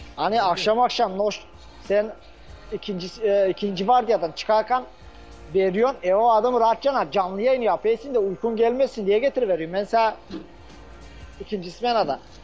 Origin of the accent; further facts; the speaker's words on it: Bulgaria; Bulgaristan Türk'üyüz biz